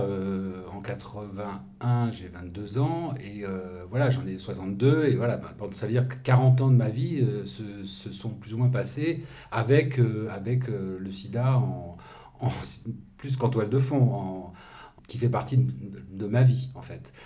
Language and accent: French; Lyon, Auvergne-Rhône-Alpes, France; mon enfance, c'était à Lyon